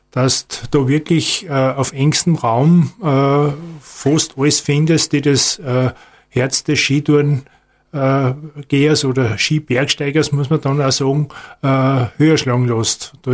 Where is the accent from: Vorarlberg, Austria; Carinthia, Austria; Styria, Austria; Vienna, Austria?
Styria, Austria; aber natürlich vor allem im Gesäuse in meiner Heimat bin ich vornehmlich unterwegs.